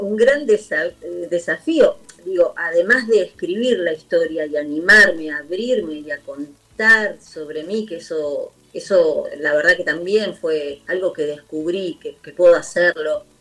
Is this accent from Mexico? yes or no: no; Argentina; de Argentina